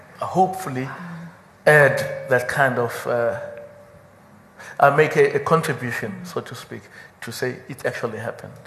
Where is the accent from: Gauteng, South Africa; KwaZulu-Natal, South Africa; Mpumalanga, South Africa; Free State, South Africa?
KwaZulu-Natal, South Africa; I come from KwaZulu-Natal of the 1980s.